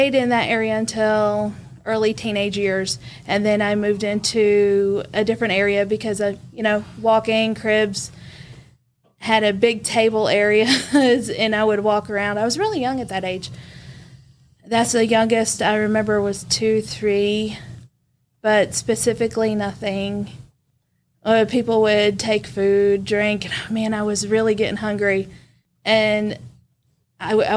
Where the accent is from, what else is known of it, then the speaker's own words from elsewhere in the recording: Vietnam; moved away; I grew up in Vietnam